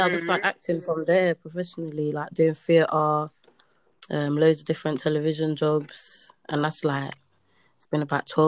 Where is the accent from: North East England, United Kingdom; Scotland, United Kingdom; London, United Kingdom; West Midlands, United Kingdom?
London, United Kingdom; also born or lived in Saint Lucia; I grew up in St. Lucia, then I came here when I was like 9. I moved to Hackney. Everyone used to take the mick out of my accent, so I just stopped talking.